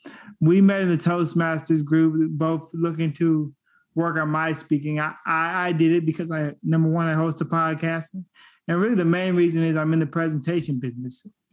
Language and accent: English; Sacramento, California, United States; I came here a whole lot younger. Like, I'm from Sacramento, but I did move.